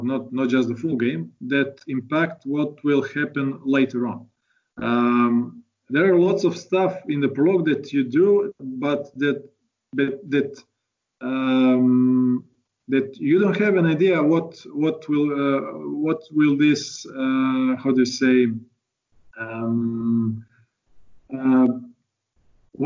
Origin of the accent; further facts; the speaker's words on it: Croatia; we are from Croatia